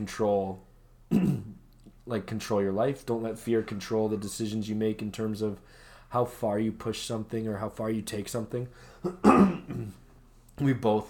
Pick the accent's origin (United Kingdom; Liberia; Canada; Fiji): Canada; We're good Canadian boys